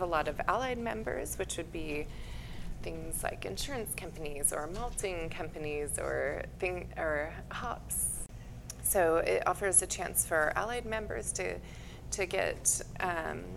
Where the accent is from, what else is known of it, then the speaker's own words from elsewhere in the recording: Texas, United States; now in Leavenworth, United States; I'm originally from Texas.